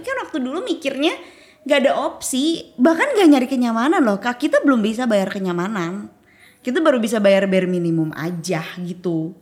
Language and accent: Indonesian; Bandung, West Java, Indonesia; moved away as an adult; now in Jakarta, Indonesia; sebagai orang Bandung